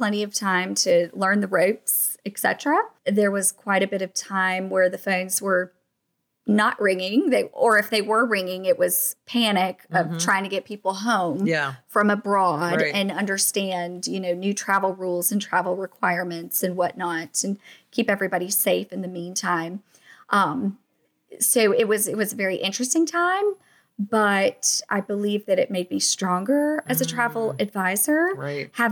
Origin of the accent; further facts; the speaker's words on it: Atlanta, Georgia, United States; moved away as an adult; now in Savannah, United States; I was born and raised in Atlanta, which is about 4 hours north of Savannah.